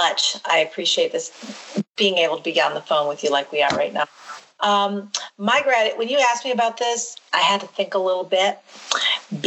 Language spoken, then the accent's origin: English; Quincy, Illinois, United States; you and I and our brother growing up in Quincy, Illinois